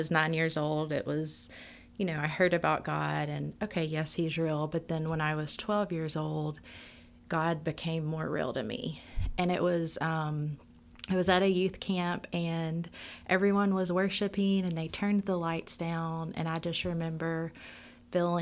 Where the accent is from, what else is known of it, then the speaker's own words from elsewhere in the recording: Shreveport, Louisiana, United States; I grew up here in Shreveport, and I grew up in a very loving family.